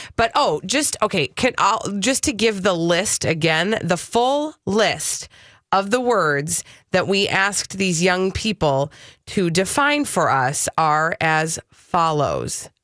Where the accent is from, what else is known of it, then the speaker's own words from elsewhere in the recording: Minneapolis, Minnesota, United States; I was born and raised in Minneapolis